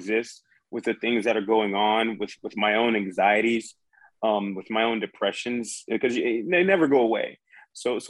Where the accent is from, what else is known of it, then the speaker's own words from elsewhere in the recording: Charleston, South Carolina, United States; moved away as an adult; I wanted to get out of Charleston, South Carolina